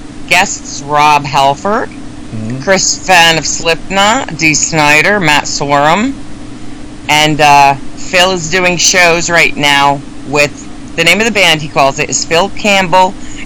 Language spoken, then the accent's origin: English; Sweden; I'm no Irish, but I am Swedish.